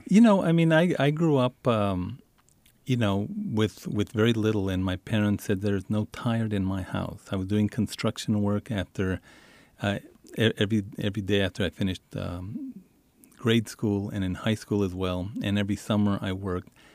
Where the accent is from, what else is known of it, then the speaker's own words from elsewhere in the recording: El Paso, Texas, United States; when I grew up in Isleta and El Paso, every, every week we would go have dinner in Mexico